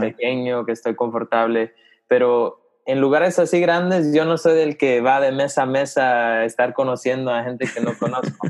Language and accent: Spanish; Los Angeles, California, United States; also born or lived in Guatemala; now in Charlotte, United States; soy ah, chapín, pero nacido en, en Los Ángeles